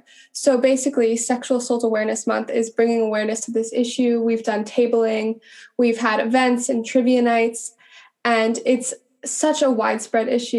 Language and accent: English; Montana, United States; moved away as an adult; I grew up in Montana